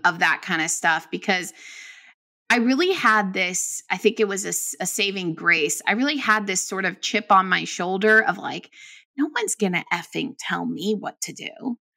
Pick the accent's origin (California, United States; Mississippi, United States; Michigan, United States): California, United States; Bay Area; I'm from the Bay Area